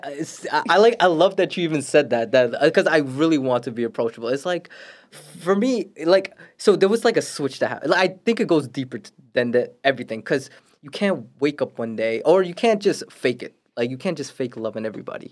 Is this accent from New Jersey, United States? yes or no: no; New York City, New York, United States; also born or lived in Florida; now in Queens, New York, United States; I grew up in Brooklyn. I grew up in Brooklyn for m, basically my whole life